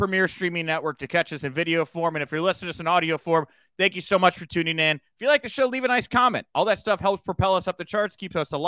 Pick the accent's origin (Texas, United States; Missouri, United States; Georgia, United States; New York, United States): Texas, United States; The Woodlands; where I grew up in the Woodlands